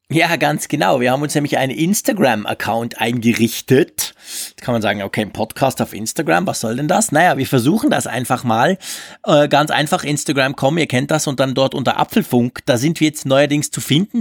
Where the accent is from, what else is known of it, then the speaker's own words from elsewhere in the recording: Switzerland; Ich als Schweizer